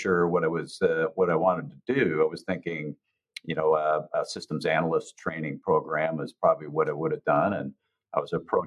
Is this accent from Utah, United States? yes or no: no; Iowa, United States; moved away as an adult; also born or lived in Dallas area; my hometown that I was living and working out of in Iowa